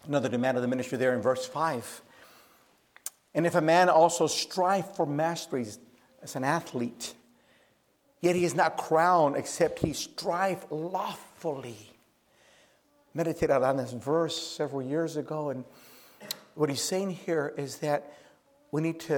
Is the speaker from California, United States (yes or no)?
yes; Oakland, California, United States; I grew up in the Oakland Bay area